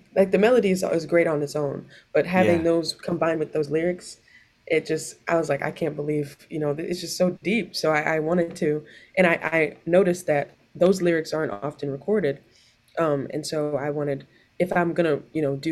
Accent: New York City, New York, United States; I'm from the Bronx

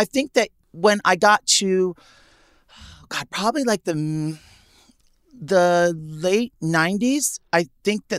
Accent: New York City, New York, United States; growing up in Manhattan

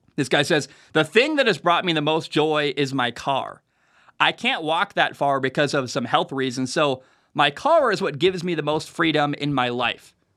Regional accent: Oregon, Washington area, the Northwest, Pacific Northwest, United States; I'm from Oregon, Washington area. The Northwest

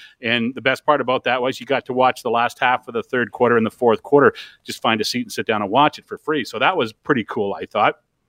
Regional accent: Toronto, Ontario, Canada; also born or lived in Leamington; I was born in Ontario, Leamington, Ontario, the home of Heinz Ketchup. My mom always said I was born in a ketchup bottle. So I was born there, grew up in and around the Toronto area

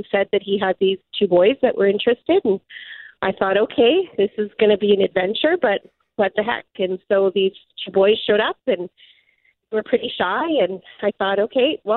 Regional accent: Dauphin, Manitoba, Canada; I grew up in Dauphin

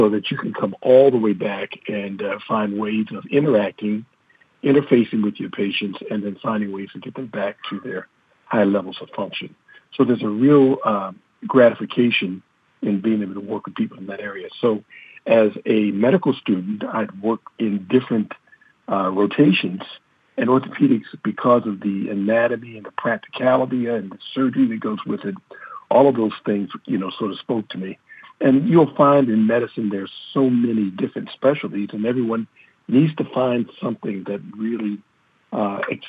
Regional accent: Baltimore, Maryland, United States; As a kid growing up in Baltimore

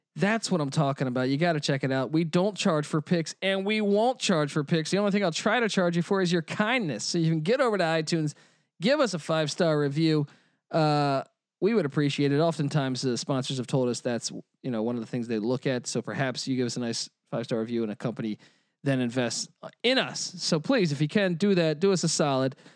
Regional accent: Washington, District of Columbia, United States; moved away; I was born in Washington, D C

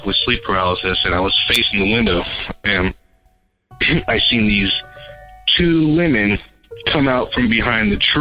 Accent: San Bernardino, California, United States; I'm from San Bernardino, California

